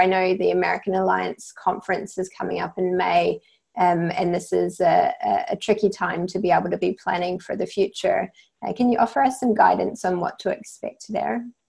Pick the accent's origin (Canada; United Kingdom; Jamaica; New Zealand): New Zealand; accent: New Zealand; you can probably tell from my accent that I'm from New Zealand.